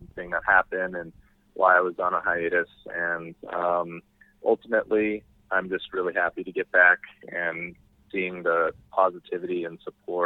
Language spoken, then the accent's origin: English; California, United States; moved away as an adult; now in Texas, United States; I moved here about 2 years ago. I was originally from California, but Texan now.